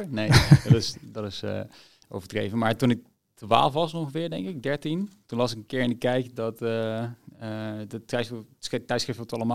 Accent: Zimbabwe; also born or lived in Niger; Ja, geboren in Niger. na drie maanden verhuisd naar Zimbabwe. Dus goed, Niger heb ik niet gekend.

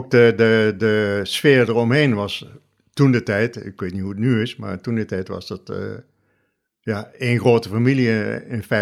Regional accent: Nieuwerkerk aan den IJssel, South Holland, Netherlands; Ik kwam uit Nieuwekerk aan de IJssel.

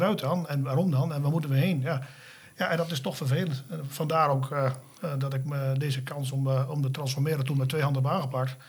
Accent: Frederiksoord, Drenthe, Netherlands; also born or lived in Wapse; zelf kom ik oorspronkelijk uit Frederikshoorn

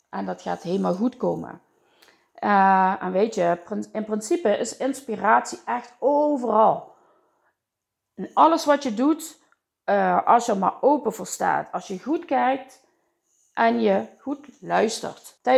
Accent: Limburg, Netherlands; En eh, ja, daar zijn, wij, eh, daar zijn wij Limburgers voor, hè?

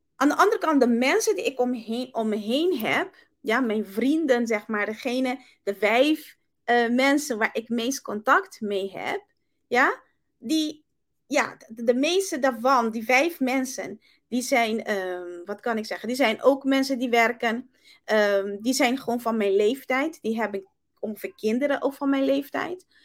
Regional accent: Curaçao; now in Netherlands; Ik kom uit Curaçao

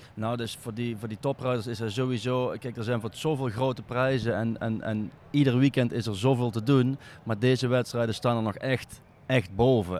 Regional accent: North Brabant, Netherlands; We komen uit Brabant

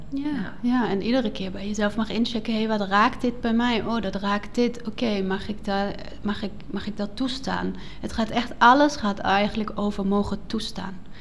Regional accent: Black Forest, Baden-Württemberg, Germany; accent: German; Dutch is a second language; moved away as an adult; also born or lived in Netherlands; now in Nijmegen, Netherlands; Ik kom uit een mooie zwarte woud in het zuiden van Duitsland. Mhm. Ik ben opgegroeid op een boerderij en ehm, sinds, oeh, even rekenen, acht jaar leef ik in Nederland

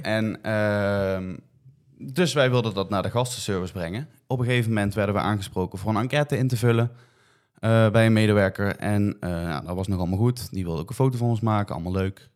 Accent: Netherlands; je bent als Nederlander toch in het buitenland

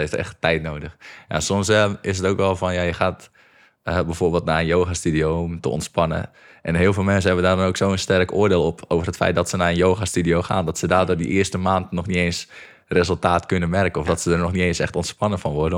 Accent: Egmond, North Holland, Netherlands; ik kom hier uit Egmond. En dat is echt gewoon een klein dorpje met 2000 eh, mensen

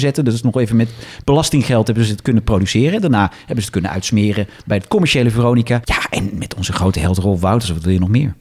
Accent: Netherlands; wij komen uit die, uit grensstreek

